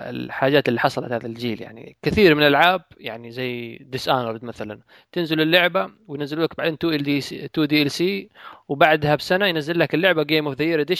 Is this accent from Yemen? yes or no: yes; Hadhramaut, Yemen; لا شوف انا حضرمي يعني ترى هذه الامور